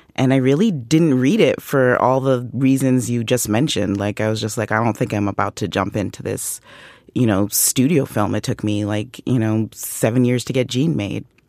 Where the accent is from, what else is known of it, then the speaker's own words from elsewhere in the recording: Canada; I'm Canadian.